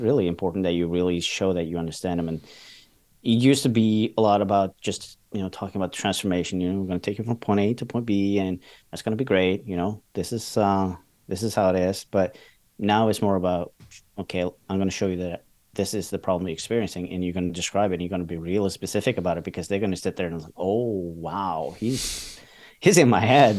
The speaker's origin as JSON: {"language": "English", "country": "Norway", "said": "I'm from Norway"}